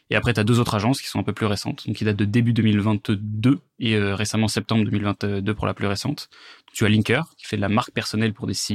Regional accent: Versailles, Île-de-France, France; j'ai grandi à Versailles, euh, j'ai aujourd'hui 25 ans.

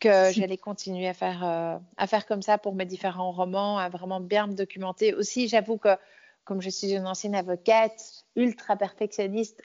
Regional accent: Belgium; also born or lived in Brussels; je suis née donc euh, euh, à Bruxelles, mais j'ai grandi euh, à la campagne

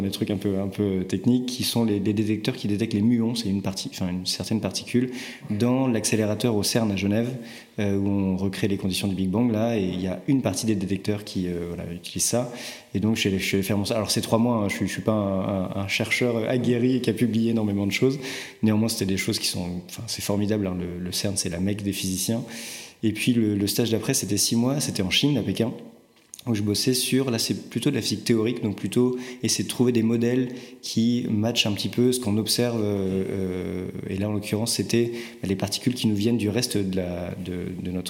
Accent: Rennes, Brittany, France; also born or lived in Strasbourg; je suis rennais, absolument.

